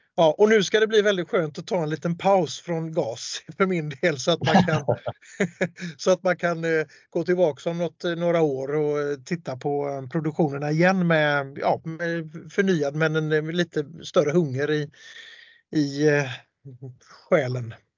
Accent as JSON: {"language": "Swedish", "town": "Gothenburg", "region": "Västra Götaland", "country": "Sweden", "said": "Jag är ju göteborgare"}